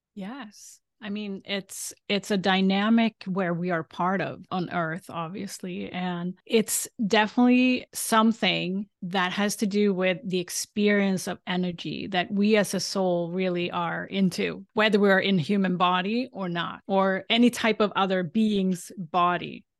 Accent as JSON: {"language": "English", "country": "Sweden", "tie": "born or raised there", "moved": "yes", "said": "I grew up in Sweden"}